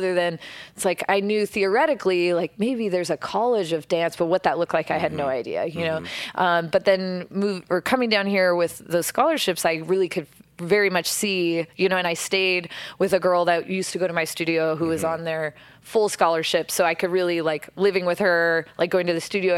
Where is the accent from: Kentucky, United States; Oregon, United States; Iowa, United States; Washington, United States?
Oregon, United States; outside of Portland; moved away as an adult; now in Los Angeles, United States; I grew up outside of Portland, Oregon.